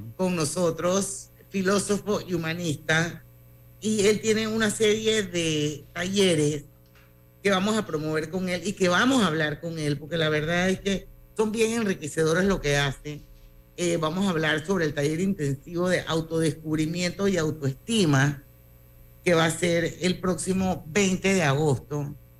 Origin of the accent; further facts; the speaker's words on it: Panama; yo era la única panameña